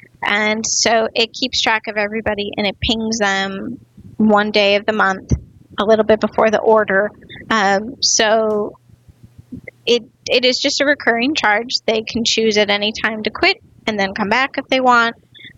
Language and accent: English; North Dakota, United States; moved away as an adult; also born or lived in Silicon Valley; So I grew up in North Dakota